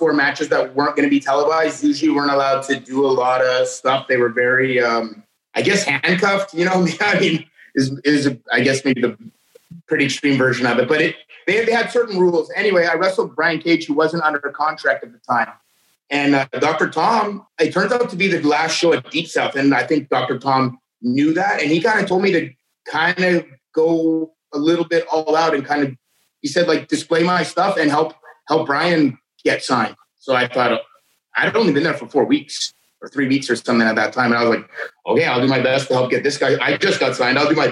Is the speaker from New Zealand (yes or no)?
no; Canada; I'm from Canada